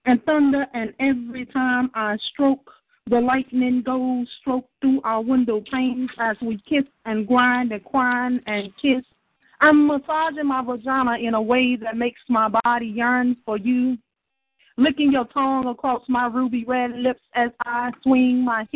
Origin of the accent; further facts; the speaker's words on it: Shreveport, Louisiana, United States; I'm from Shreveport, Louisiana, the dirty, dirty south.